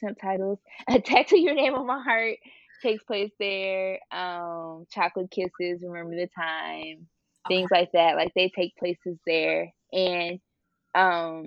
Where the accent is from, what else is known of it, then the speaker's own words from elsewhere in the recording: Cleveland, Ohio, United States; I'm from Ohio, like, Cleveland area